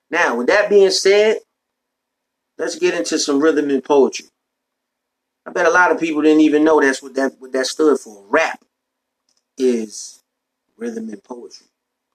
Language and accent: English; New York, United States; I'm from New York. So back in the day in New York, when I was coming up